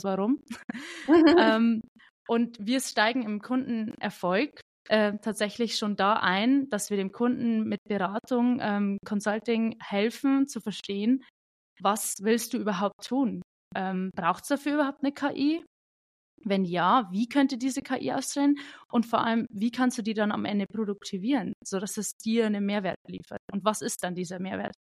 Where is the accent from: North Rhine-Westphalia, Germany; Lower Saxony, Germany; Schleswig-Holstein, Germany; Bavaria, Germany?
Bavaria, Germany; Ich bin aus dem wunderschönen Bayern, aus äh, der kleinsten Kreisstadt Bayerns tatsächlich.